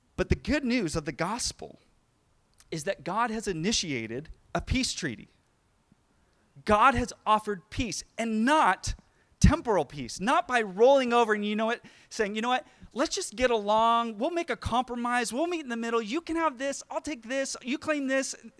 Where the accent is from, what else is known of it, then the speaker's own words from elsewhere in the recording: Sacramento, California, United States; I grew up in the Sacramento area